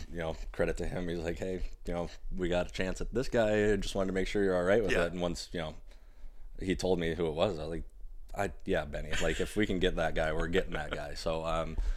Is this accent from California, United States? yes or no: no; Detroit, Michigan, United States; I'm from Metro Detroit area